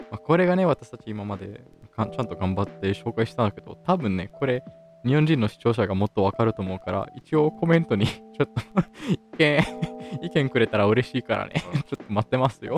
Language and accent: Japanese; Italy; イタリア人として